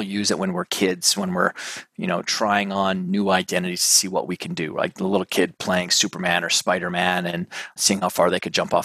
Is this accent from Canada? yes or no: yes; Canada; now in New York City, United States; I got my family up here because I'm originally Canadian